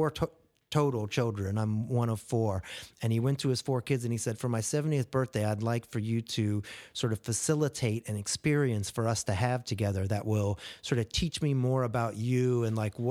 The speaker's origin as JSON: {"language": "English", "region": "Ohio", "country": "United States", "tie": "born or raised there", "said": "I grew up in Ohio, and so there were a handful of mini ramps and things like that. And there's a really amazing skate culture there, even back in the day when I was doing it."}